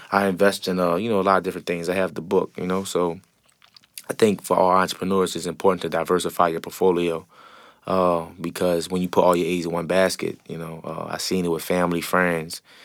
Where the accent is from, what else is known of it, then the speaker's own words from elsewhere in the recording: New Orleans, Louisiana, United States; growing up in the Seven Ward